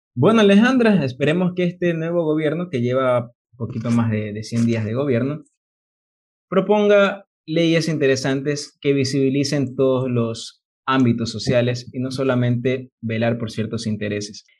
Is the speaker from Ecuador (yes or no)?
yes; Ecuador; como ecuatoriano